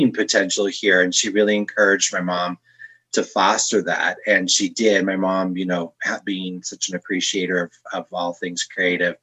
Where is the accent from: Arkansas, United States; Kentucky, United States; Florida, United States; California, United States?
California, United States; Northern; also born or lived in Torrance, California / Chicago; now in Denver, United States; I was born in Torrance, California to working class parents.